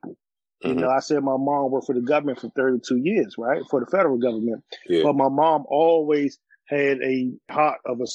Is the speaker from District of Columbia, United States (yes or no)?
yes; Washington, District of Columbia, United States; born and raised near Washingtonian. Been residing in Ward 8 my whole entire life